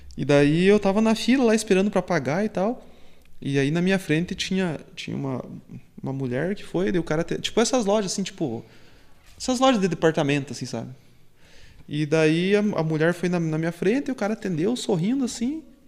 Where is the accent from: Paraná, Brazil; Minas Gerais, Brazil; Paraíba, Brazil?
Paraná, Brazil; Guarapuava; eu sou de Guarapuava